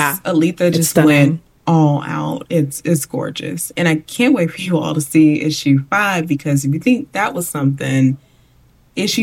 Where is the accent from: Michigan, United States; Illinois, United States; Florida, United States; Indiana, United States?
Illinois, United States; Chicago; I grew up in Chicago